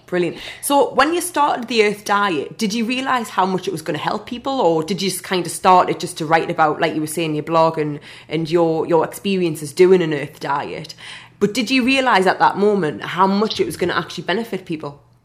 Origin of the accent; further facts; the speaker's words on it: Newcastle upon Tyne, North East England, United Kingdom; now in London, United Kingdom; I took Gathering of Minds to, to Newcastle, to my hometown